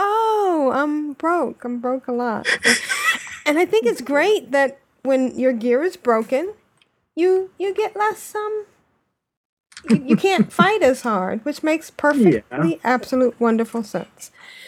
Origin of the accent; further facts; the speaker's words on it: United Kingdom; I mean, I'm British.